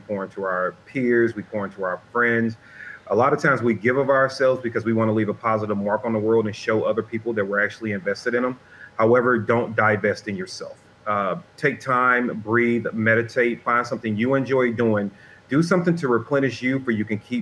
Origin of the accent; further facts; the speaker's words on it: St. Louis, Missouri, United States; my hometown